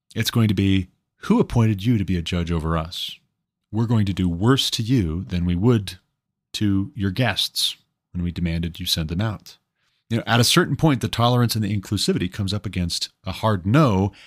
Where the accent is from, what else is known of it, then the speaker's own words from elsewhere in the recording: United States; I'm an American